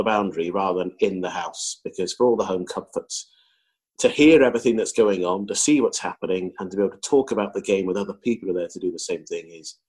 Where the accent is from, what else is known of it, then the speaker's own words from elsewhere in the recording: Zambia; born there; And interestingly, I was born in Zambia